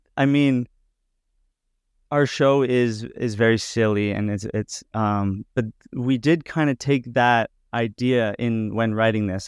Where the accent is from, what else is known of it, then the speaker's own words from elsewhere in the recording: Edmonton, Alberta, Canada; now in Toronto, Canada; I grew up in Edmonton